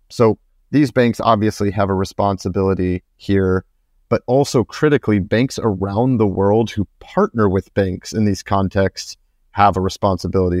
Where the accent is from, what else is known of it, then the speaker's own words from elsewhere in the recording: United States; moved away; I'm from the US